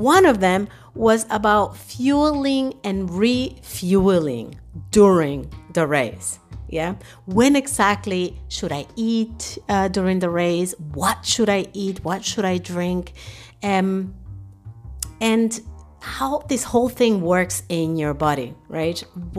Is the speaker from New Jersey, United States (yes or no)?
no; New York City, New York, United States; moved away as an adult; also born or lived in Dominican Republic; now in Germany; I was born in Dominican Republic, yay, the land of the merengue. And at the age of 12, I was uprooted and moved to New York City with my family. That was where I grew up.